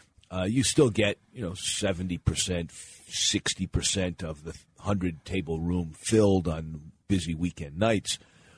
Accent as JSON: {"language": "English", "region": "Pennsylvania", "country": "United States", "tie": "born there", "said": "I was born in Pennsylvania and then returned there after I started my career as a community organizer"}